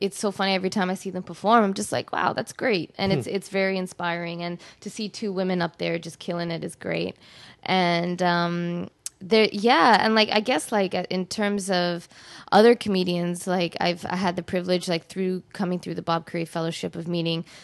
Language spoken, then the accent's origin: English; Canada; also born or lived in London, United Kingdom / Mauritius (ancestry); I was born in the UK and then raised in Canada.